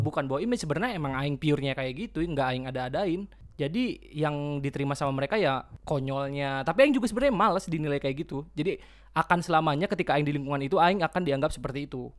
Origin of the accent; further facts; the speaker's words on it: Kuningan, West Java, Indonesia; kita orang Kuningan, jadi problemnya bahasa Kuningan